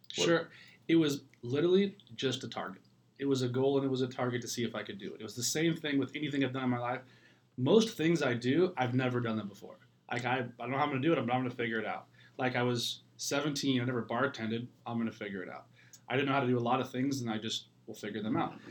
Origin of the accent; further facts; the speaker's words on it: Ireland; moved away; it's like my homeland. I'm Irish. I'm from there